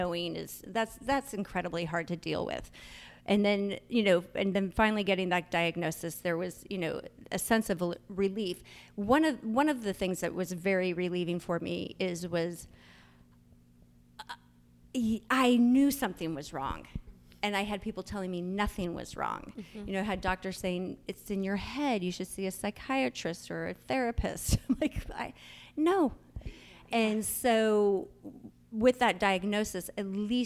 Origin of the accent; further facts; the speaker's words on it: Northern California, United States; I grew up in Northern California